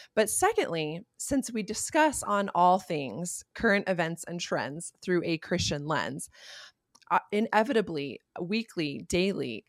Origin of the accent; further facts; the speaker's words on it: United States; as Americans living in a nation built on immigration